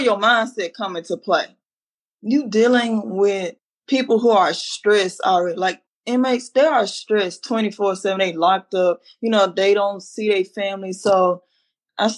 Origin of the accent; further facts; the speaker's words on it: Dallas, Texas, United States; this is my hometown, so I'm used to Dallas